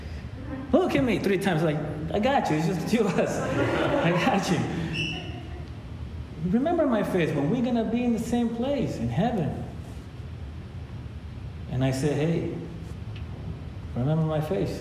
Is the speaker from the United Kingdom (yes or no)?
no; Ecuador; now in United States; I was born in Ecuador